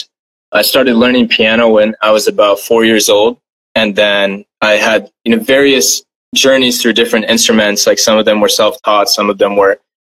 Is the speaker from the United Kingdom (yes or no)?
no; West Bengal, India; now in United States; my family and I, we're actually from India. I'm from West Bengal